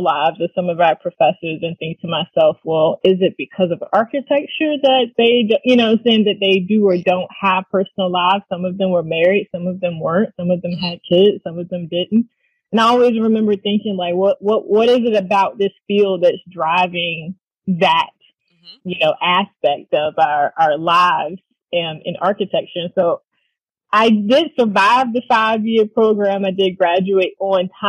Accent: Hampton Roads, Virginia, United States; I grew up in Hampton Roads, which is also right down the street from Norfolk State

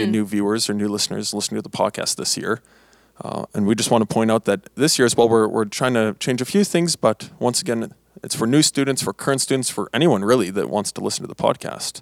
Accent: Blumenort, Manitoba, Canada; I'm from Blumenort, Manitoba. Uh, that's uh, not very common place to come from, but it's where I am from.

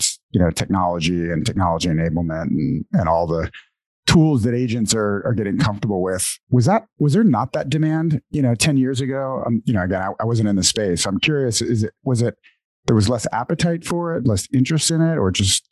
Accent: New Orleans, Louisiana, United States; I grew up in New Orleans

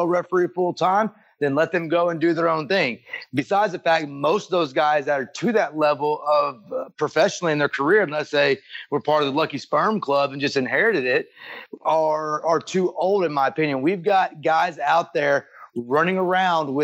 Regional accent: Texas, United States; I grew up in Texas

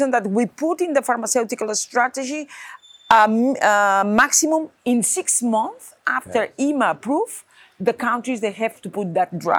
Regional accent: Barcelona, Catalonia, Spain; Nuri is from Barcelona and I'm from Barcelona too.

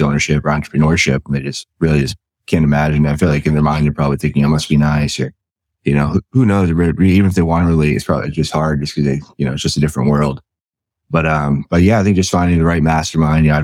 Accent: New England, United States; I'm from New England.

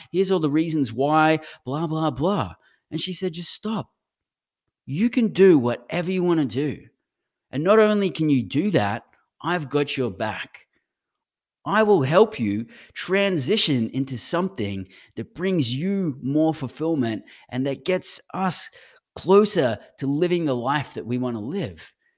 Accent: Brisbane, Queensland, Australia; accent: Australian; moved away as an adult; now in United States; I actually grew up in Brisbane.

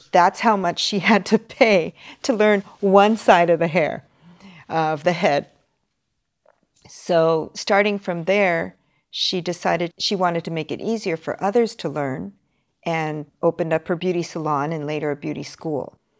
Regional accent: Los Angeles, California, United States; now in Tokyo, Japan; I'm from Los Angeles

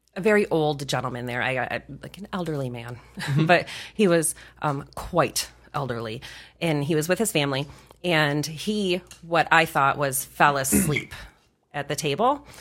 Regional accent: rural Michigan, United States; I moved back to my hometown, um, when I was eighteen

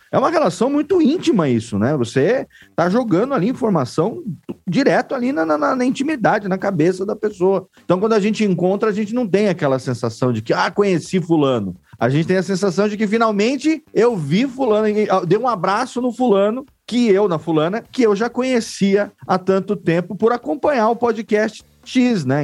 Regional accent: interior of São Paulo, Brazil; eu sou do interior aqui de São Paulo

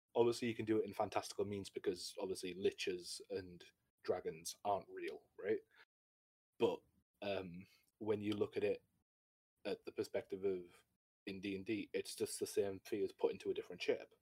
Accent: United Kingdom; I'm a British uh, D and D Twitch streamer

